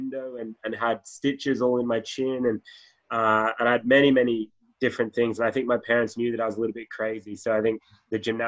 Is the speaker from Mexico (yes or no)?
no; Sydney, New South Wales, Australia; Born and raised in Sydney, Australia